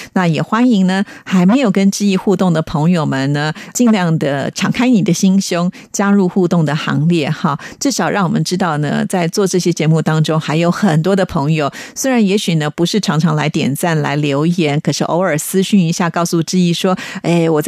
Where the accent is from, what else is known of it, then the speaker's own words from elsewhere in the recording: Taiwan; 我虽然生长在台湾哦，可是因为生长 在北部跟南部呢，就会有一些差异性哈